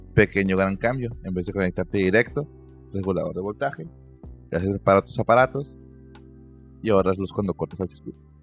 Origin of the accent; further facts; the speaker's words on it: Mexico; yo como mexicano promedio